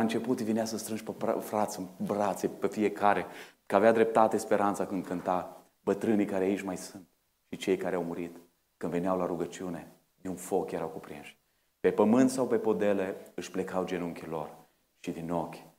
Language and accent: Romanian; Bistrița, Bistrița-Năsăud, Romania; now in Oradea, Romania; la noi în Bistrița